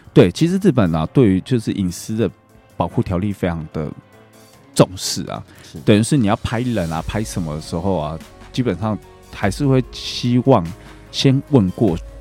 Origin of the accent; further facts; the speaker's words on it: Taiwan; 我们台湾人